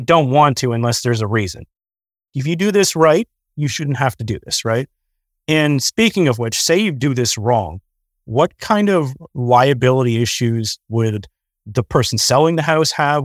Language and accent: English; Canada; Canadians just being Canadian is more expensive than being an American. We usually get a lower leverage, higher interest rate.